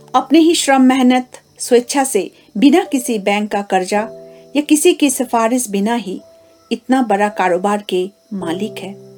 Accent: Kalimpong, West Bengal, India; पश्चिम बंगाल राज्य के कालिम्पोंग क्षेत्र की निवासी हूँ

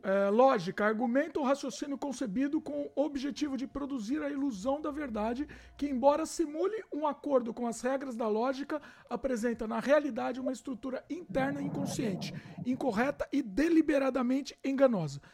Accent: Brazil; eu sou brasileiro

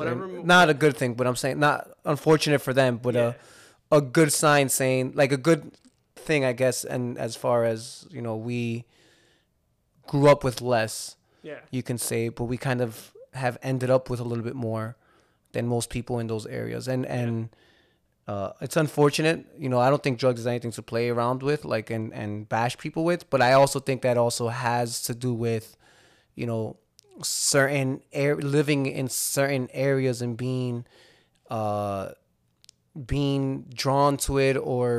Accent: Hudson County, New Jersey, United States; also born or lived in Lodi, New Jersey / Clifton, New Jersey / Union City, New Jersey; I love Hudson County. I grew up in Hudson County my whole life. Mm-hmm. I've lived in Lodi. I've owned a house in Clifton. You know, I'm back here in Union City, and I just love it out here.

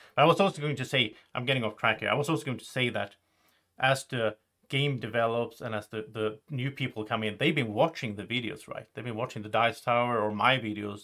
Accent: Sweden; English is a second language; I'm, I'm from Sweden.

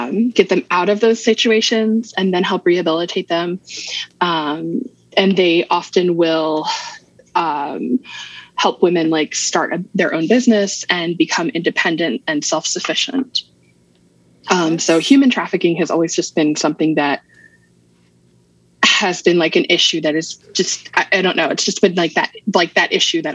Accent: Maryland, United States; also born or lived in Virginia; So I was born in Maryland, mm-hmm. Moved away when I was 7. Mm-hmm. So my dad got transferred

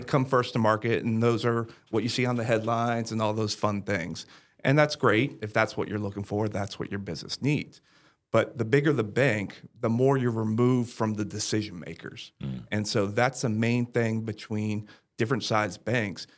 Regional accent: Brevard County, Central Florida, United States; also born or lived in San Antonio, Texas; I was born and raised here in Central Florida, over in Brevard County

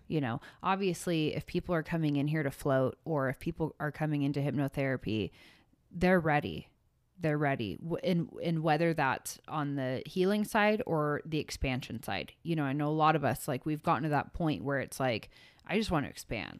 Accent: San Francisco Bay Area, California, United States; I grew up in San Francisco Bay in the rave era.

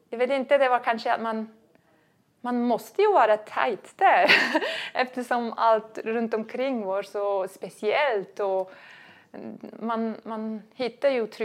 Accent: Switzerland; det hemma i Schweiz ja.

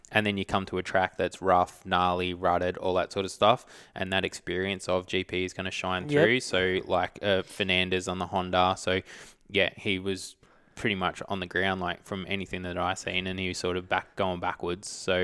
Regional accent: Australia; I'm Australian as.

